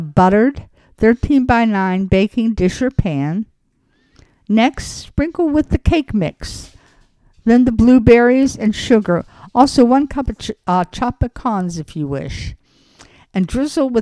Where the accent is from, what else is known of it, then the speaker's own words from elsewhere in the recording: Los Angeles, California, United States; I'm from Los Angeles